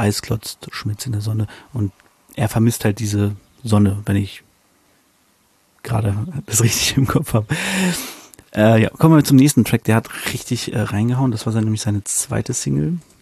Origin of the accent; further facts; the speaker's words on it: Germany; als Deutscher, der kein Polnisch kann